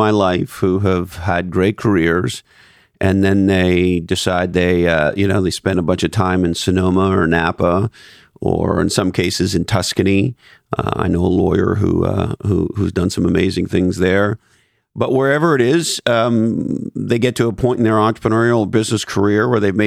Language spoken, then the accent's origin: English; Canada; moved away; I'm originally from Canada